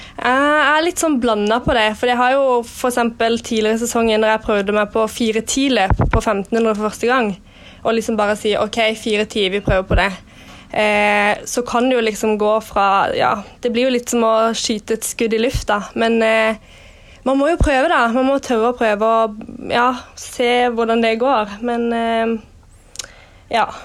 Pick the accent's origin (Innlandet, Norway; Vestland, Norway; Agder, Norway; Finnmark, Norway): Agder, Norway; Kristiansand; moved away as an adult; now in Oslo, Norway; var jeg mye hjemme i Kristiansand